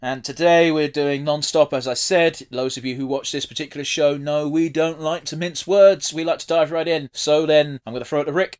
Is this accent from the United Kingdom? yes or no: yes; United Kingdom; we're British, we're used to the class system